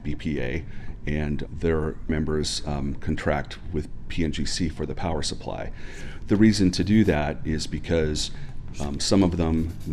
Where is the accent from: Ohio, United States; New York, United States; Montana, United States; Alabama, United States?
Montana, United States; Kalispell; moved away as an adult; also born or lived in Missoula, Montana / Washington, D.C.; now in Portland, United States; I grew up in a Kalispell, which was a terrific place to grow up.